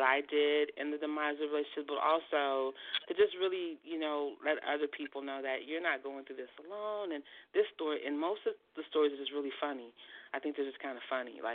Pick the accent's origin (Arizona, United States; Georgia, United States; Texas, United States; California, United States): California, United States; San Francisco; I'm from San Francisco